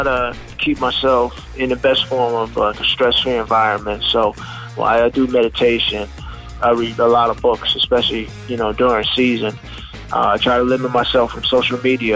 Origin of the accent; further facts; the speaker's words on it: Long Island, New York, United States; growing up in Long Island